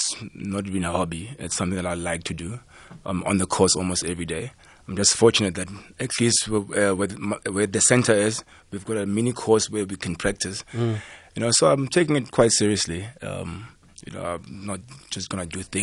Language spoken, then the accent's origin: English; Johannesburg, Gauteng, South Africa; I'm from Alex, so Bagadia as well